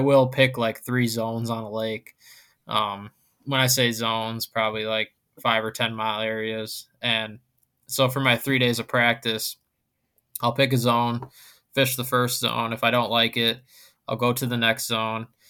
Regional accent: Wisconsin, United States; I grew up on Wisconsin

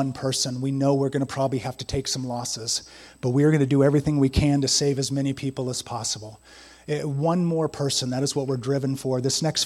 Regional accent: San Diego, California, United States; I grew up in San Diego

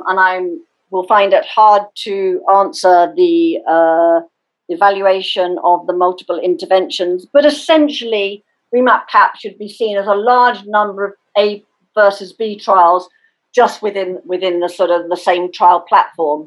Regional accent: United Kingdom; I can feel as a Brit, although I'm sad to have Brexited

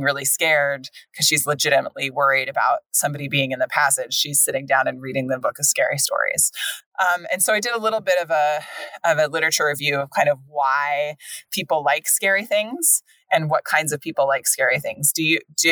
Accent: America's breadbasket, California, United States; moved away; also born or lived in East Coast, United States; we come from America's breadbasket.

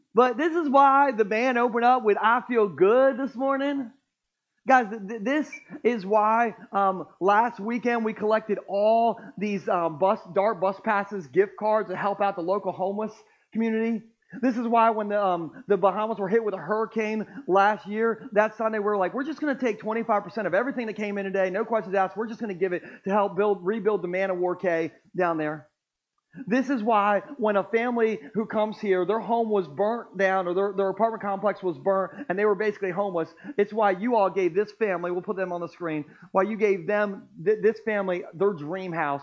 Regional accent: Millsboro, Delaware, United States; Growing up in Sussex County my whole life, I've actually always lived in Millsboro

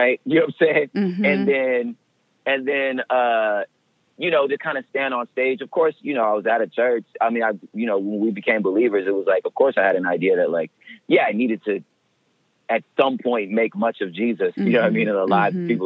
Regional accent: the West, United States; I'm from the West, you know, which is not the Bible Belt

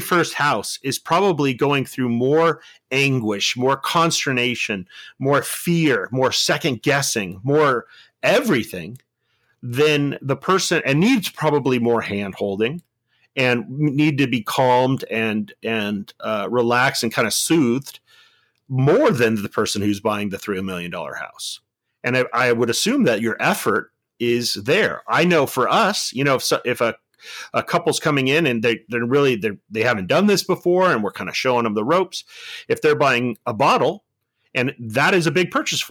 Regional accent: Bellflower, California, United States; a kid from Bellflower, California

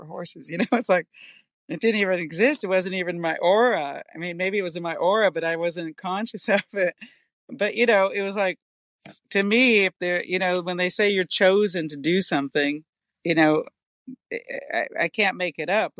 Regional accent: East Coast, United States; growing up on the East Coast

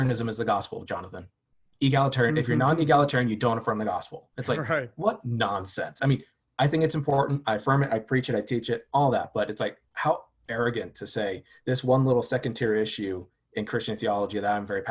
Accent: Southern California, United States; I grew up in Southern California

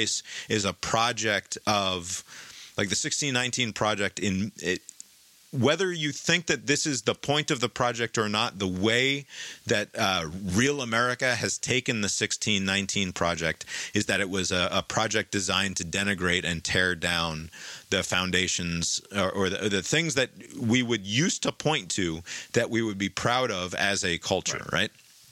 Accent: United States; overbearing pride in being an American

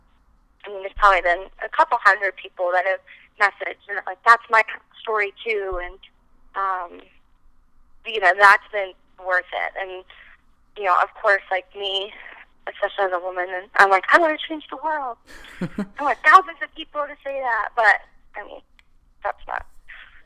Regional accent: East Coast, United States; also born or lived in Nashville; now in Los Angeles, United States; growing up in the East Coast

